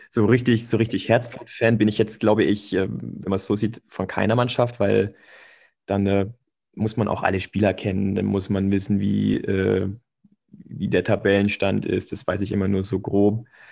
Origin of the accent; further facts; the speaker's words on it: Stuttgart area, Baden-Württemberg, Germany; moved away; ich komme aus der Stuttgarter Ecke. Also ich habe dann quasi bei Ostelsheim gespielt und später bei Althengstedt